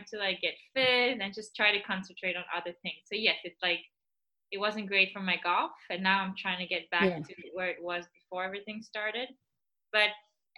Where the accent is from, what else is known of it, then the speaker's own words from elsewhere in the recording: Israel; also born or lived in Belgium; now in Florida, United States; I was born in Belgium, and then when I was 6 years old, we moved to Israel